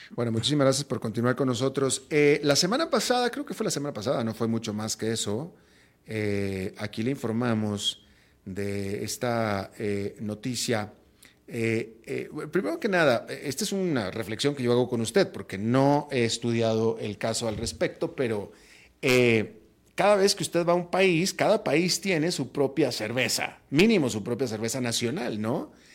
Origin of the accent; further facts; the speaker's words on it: northern Mexico, Mexico; moved away as an adult; now in United States; a mí como mexicano, yo llegué a vivir a Estados Unidos, tú te acordarás, en 1997. Y mira que yo, siendo del norte de México